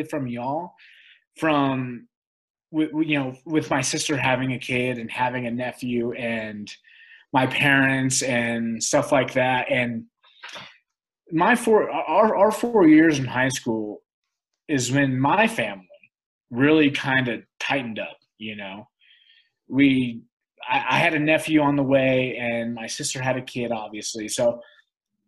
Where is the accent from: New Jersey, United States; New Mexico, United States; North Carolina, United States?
New Mexico, United States; Albuquerque; Albuquerque's home. I love it. I grew up here